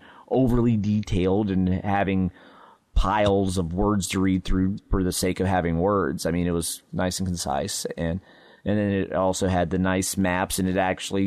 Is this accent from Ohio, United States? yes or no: yes; Ohio, United States; I'm from Ohio